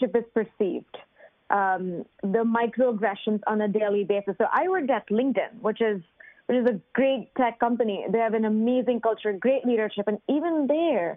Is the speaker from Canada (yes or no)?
no; India; moved away as an adult; now in United States; I grew up in India in a family where women were not allowed to work